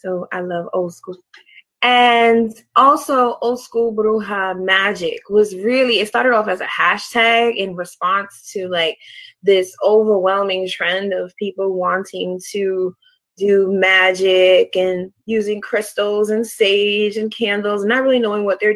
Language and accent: English; New York City, New York, United States; moved away as an adult; now in Baltimore, United States; I'm originally from Brooklyn, New York. I'm Puerto Rican and Moroccan, born and raised in Brooklyn. I moved to Baltimore over 11 years now